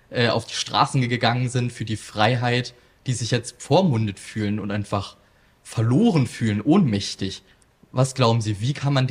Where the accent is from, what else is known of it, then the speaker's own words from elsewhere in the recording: Saxony-Anhalt, Germany; Ich komme aus der Altmark, bin auch CDU-Mitglied und also somit Ostdeutscher.